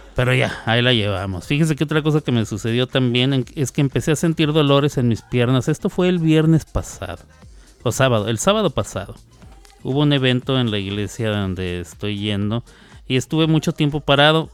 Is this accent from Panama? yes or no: no; Mexico; yo soy mexicano